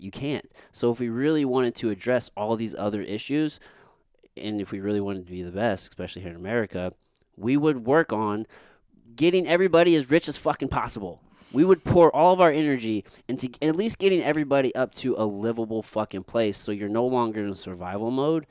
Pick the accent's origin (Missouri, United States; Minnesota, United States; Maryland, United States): Missouri, United States; Jefferson City; growing up in Jeff City, my friend and I, we would just smoke weed and just drive backwoods roads